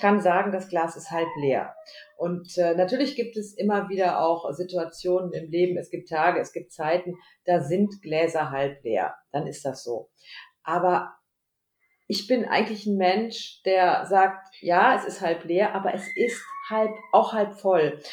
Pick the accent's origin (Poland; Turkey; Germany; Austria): Germany; Lübbecke, North Rhine-Westphalia; Homeoffice hier in Lübbecke. Lübbecke ist eine Kleinstadt am Rande von Nordrhein-Westfalen. Wir sind so der nördlichste Zipfel